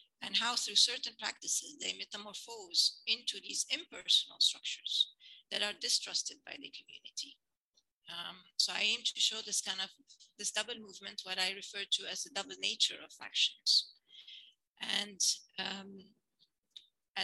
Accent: Lebanon; moved away; I grew up, I was born in Lebanon and I grew up here, and we later emigrated

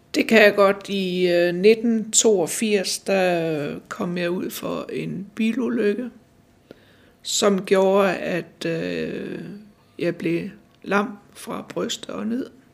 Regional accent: Randers, Central Denmark Region, Denmark; moved away as an adult; also born or lived in Vejle / Copenhagen; now in Humlebæk, Denmark; Jeg kom fra Jylland, og jeg er født i Jylland, øh, Randersegnen, øh, men er født nede ved Vejle, men øh, vi flyttede til Randers ret tidligt.

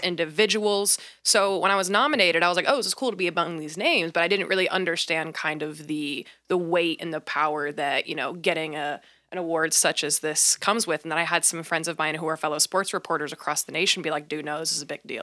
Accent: Midwest, United States; moved away as an adult; also born or lived in Georgetown, South Carolina; now in Portland, United States; I was from the Midwest.

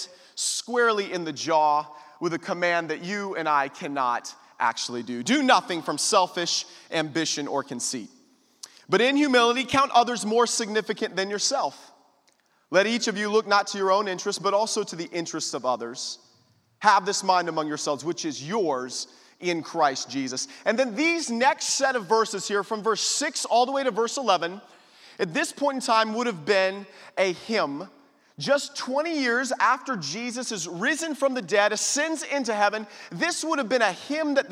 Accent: Austin, Texas, United States; I come from Austin, Texas, the great country of Texas

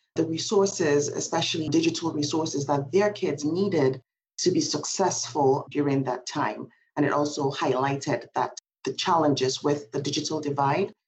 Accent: Nigeria; moved away; I am from Nigeria, and I am also a parent

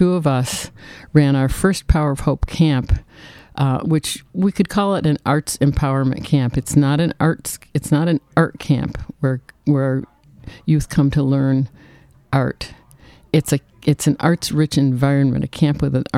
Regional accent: New York, United States; moved away; also born or lived in Boston; I'm from the States, New York State, and then from Boston

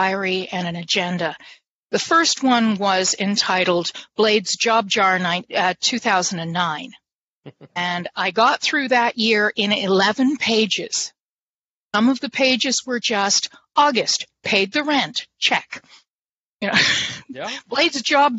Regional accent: Canada; I'm Canadian.

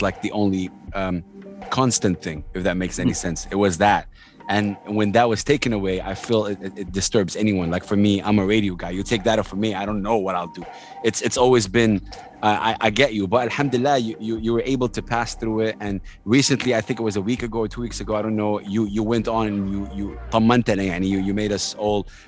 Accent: Saudi Arabia; I'm in Dubai right now. I'm from Saudi Arabia

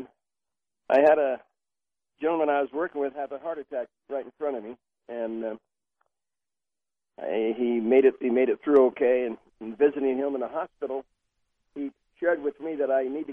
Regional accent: Sacramento, California, United States; also born or lived in Oklahoma; I was born in Oklahoma and came to California in 1936, raised in the Sacramento area.

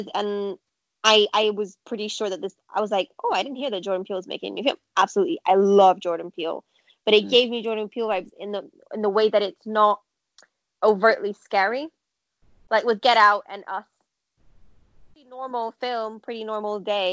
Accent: Brazil; I'm from Brazil

